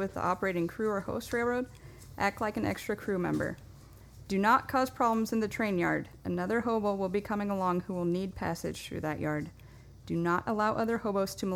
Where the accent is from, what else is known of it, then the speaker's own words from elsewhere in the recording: Dallas Center, Iowa, United States; I'm from Dallas Center